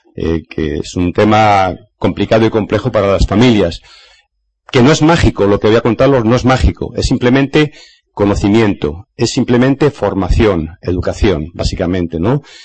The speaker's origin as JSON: {"language": "Spanish", "country": "Spain", "said": "en mi país, España"}